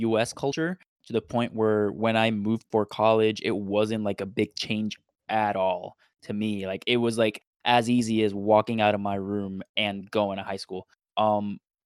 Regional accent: Puerto Rico; first language Spanish; English is a second language; moved away as an adult; I'm from Puerto Rico

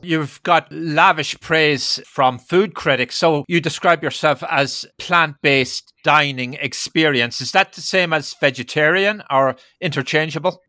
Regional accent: Ireland; now in New York, United States; in my native Ireland

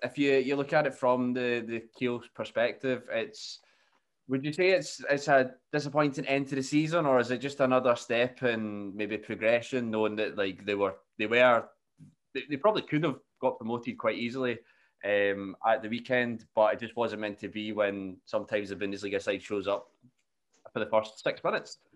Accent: Scotland, United Kingdom; being Scottish

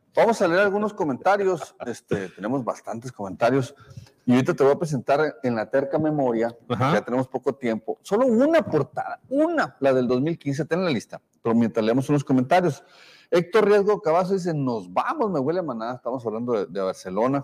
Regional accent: Sonora, Mexico; somos periodistas, pero también somos sonorenses

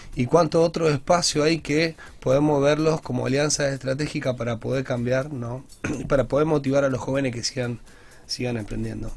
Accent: Grandoli and Esteban de Luca, Santa Fe, Argentina; yo me crié en Grandoli y Esteban de Luca, República Grandoli

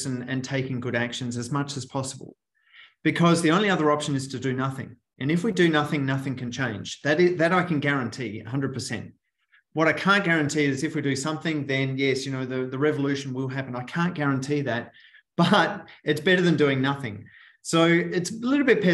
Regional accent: Australia; moved away; from my beautiful accent, I'm from Australia once upon a time ago

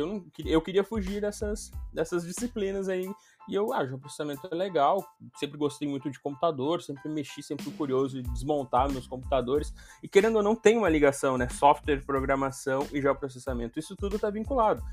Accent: São Gabriel, Rio Grande do Sul, Brazil; a cidade onde eu, onde eu cresci, que é São Gabriel, que é no estado do Rio Grande do Sul, eu sou gaúcho

